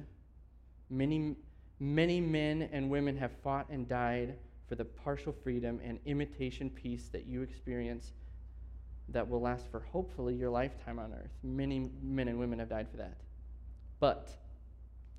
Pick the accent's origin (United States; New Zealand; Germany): United States; being an American